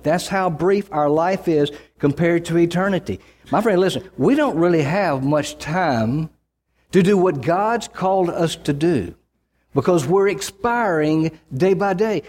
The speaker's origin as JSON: {"language": "English", "region": "Mississippi", "country": "United States", "tie": "born or raised there", "said": "I grew up in Mississippi"}